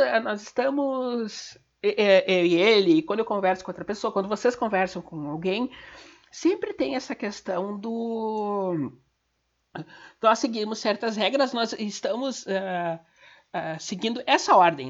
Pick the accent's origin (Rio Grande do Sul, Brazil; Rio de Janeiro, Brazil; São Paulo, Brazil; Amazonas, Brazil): Rio Grande do Sul, Brazil; Gaúcha; eu sou gaúcha